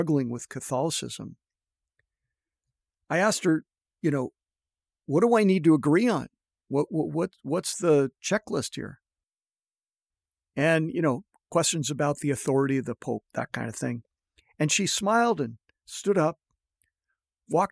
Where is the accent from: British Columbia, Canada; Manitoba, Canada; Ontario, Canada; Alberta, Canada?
Ontario, Canada; a suburb outside of Toronto; moved away as an adult; also born or lived in Northern California; I grew up in Canada, in a suburb outside of Toronto